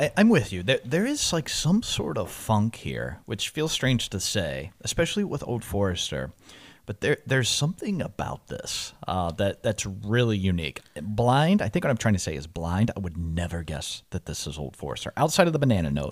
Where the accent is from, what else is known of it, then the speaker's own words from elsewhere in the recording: Louisville, Kentucky, United States; moved away as an adult; I'm born and raised in Louisville, uh, moved out at eighteen